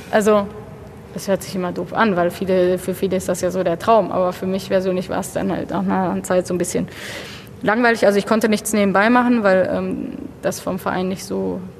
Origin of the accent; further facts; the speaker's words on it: Bochum, North Rhine-Westphalia, Germany; born there; also born or lived in Paris; Ich, ich meine, ich bin in Bochum geboren. Ich, habe auch noch nicht so viel äh, wohnlich nicht so viel anderes gesehen. Ich bin tatsächlich auch immer in meinem Viertel so ein bisschen geblieben